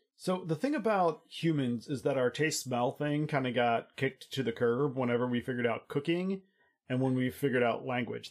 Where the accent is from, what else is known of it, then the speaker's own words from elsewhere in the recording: United States; I'm American